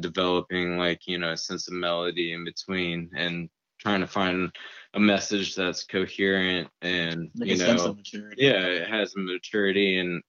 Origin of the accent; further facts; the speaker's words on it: Houston, Texas, United States; moved away as an adult; now in San Marcos, United States; I'm from Houston, but I went to college here at Texas State